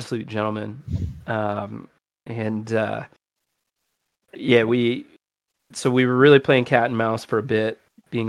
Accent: Canada; I'm English Canadian. I'm Anglophone

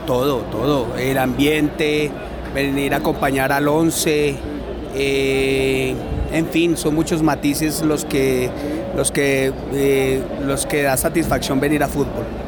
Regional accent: Manizales, Caldas, Colombia; Yo de, Manizales? del barrio La Arboleda.

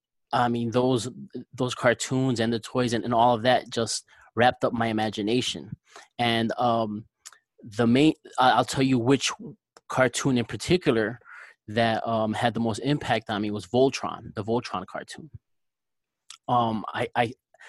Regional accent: Newark, New Jersey, United States; I grew up in Newark, New Jersey.

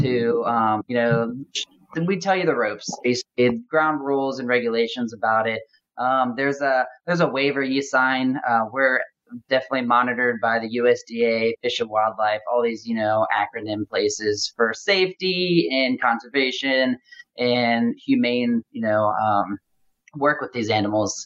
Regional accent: Cincinnati, Ohio, United States; now in Louisville, United States; I am located in Louisville, Kentucky right now. My hometown is in Cincinnati, Ohio.

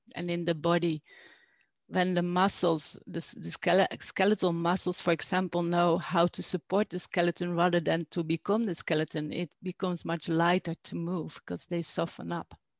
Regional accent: Netherlands; moved away as an adult; also born or lived in Alpujarra, Spain; now in Spain; I am from Holland, the Netherlands, originally, and I moved here now I think two years ago.

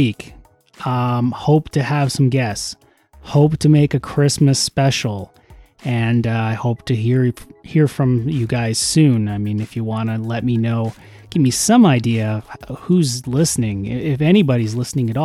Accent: Canada; I'm Canadian

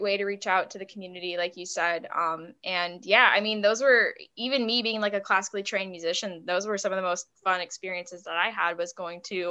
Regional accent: Buffalo, New York, United States; moved away; I was from Buffalo

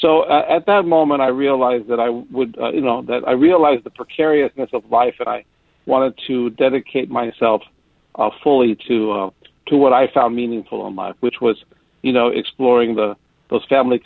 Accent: Southern California, United States; moved away as an adult; now in San Francisco Bay Area, United States; I grew up in Southern California

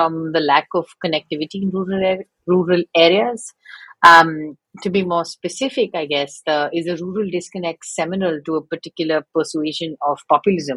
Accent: Mumbai, Maharashtra, India; first language English; moved away as an adult; also born or lived in East Coast, United States; now in United States; I grew up in, you know, in a large city like Bombay.

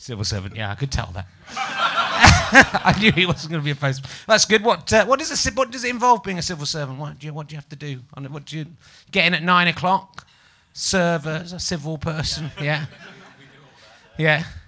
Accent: Yorkshire and the Humber, United Kingdom; moved away; I'm from Yorkshire. But then I moved down and people say scone.

